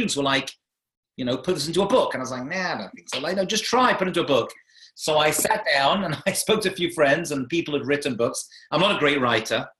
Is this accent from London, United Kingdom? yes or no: yes; London, United Kingdom; also born or lived in Manchester; I grew up in London, England, as you can tell from the accent.